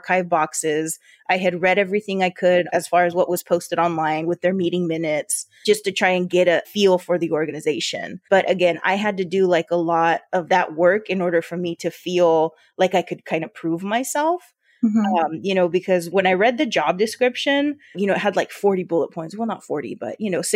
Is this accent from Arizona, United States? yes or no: yes; Yuma, Arizona, United States; accent: border Spanish; I grew up here in Yuma